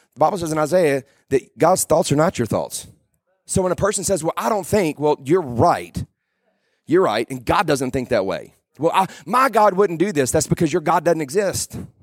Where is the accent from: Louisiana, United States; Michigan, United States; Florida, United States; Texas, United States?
Louisiana, United States; South; I'm from South Louisiana